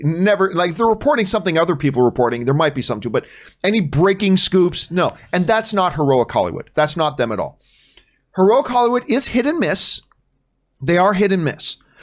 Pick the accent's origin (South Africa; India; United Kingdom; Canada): Canada; now in United States; I'm not a Yank, I am Canadian, although I do live in, in the United States